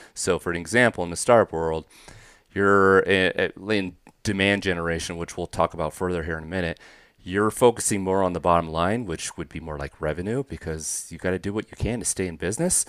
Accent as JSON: {"language": "English", "area": "the Northwest", "region": "Pacific Northwest", "country": "United States", "tie": "born or raised there", "said": "I grew up in the Northwest part of the country"}